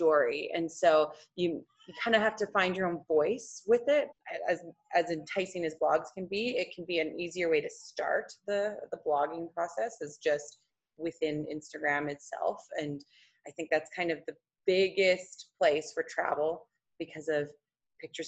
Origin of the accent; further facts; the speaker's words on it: Saskatchewan, Canada; I grew up in Saskatchewan